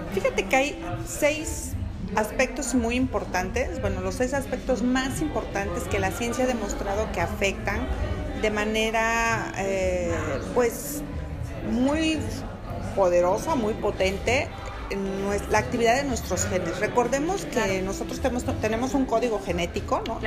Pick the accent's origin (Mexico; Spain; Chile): Mexico; Porque somos mexicanos, porque somos latinos